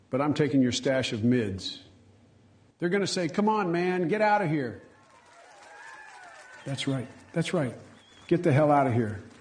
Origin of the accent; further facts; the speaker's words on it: Scranton, Pennsylvania, United States; See, I'm from Scranton, and what I'm smoking is dirt.